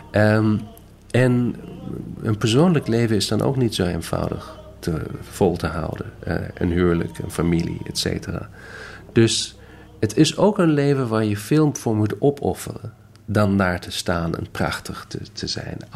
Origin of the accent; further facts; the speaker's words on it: Detmold, North Rhine-Westphalia, Germany; also born or lived in Hamburg; Ik ben geboren in Hamburg, opgegroeid in een klein stadje met naam Detmold. Omdat hij had een goed muziekconservatorium.